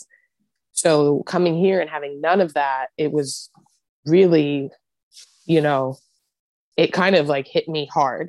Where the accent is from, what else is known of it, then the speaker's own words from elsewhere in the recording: East Coast, United States; moved away as an adult; now in Eureka, United States; We're both from the East Coast. We're transplants.